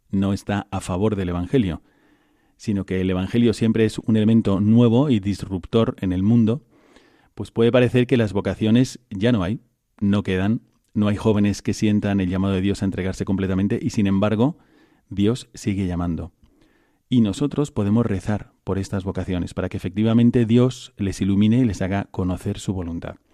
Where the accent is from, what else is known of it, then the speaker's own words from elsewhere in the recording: Ávila, Castile and León, Spain; also born or lived in Valladolid; Yo soy de, de Ávila.